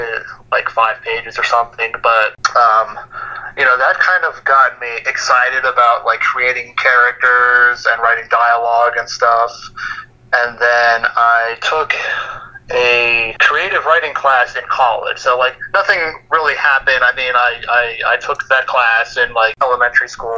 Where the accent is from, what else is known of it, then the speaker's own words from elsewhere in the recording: Scottsdale, Arizona, United States; moved away; also born or lived in Harrisburg, Pennsylvania; I actually grew up in Scottsdale, Arizona